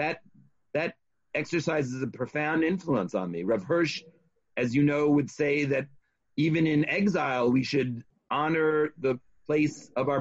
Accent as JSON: {"language": "English", "country": "United States", "tie": "born or raised there", "said": "I see myself as an American"}